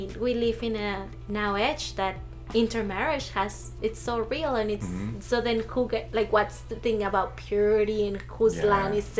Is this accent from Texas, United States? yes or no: no; Mesa, Arizona, United States; But in reality, I grew up in Mesa, Arizona, which is like 90% white.